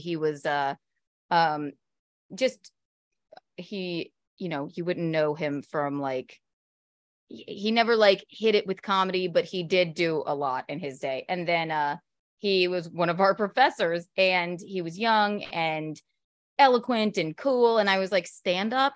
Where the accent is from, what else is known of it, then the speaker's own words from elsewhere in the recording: South Carolina, United States; moved away as an adult; also born or lived in Chicago, Illinois, United States; now in New York City, United States; I grew up in South Carolina